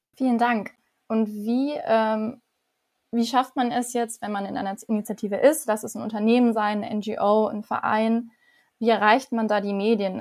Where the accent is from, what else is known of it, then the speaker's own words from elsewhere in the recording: Weingarten, Baden-Württemberg, Germany; Ich komme aus Weingarten